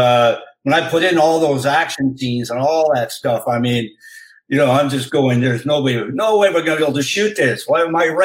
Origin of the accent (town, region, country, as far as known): Canada; moved away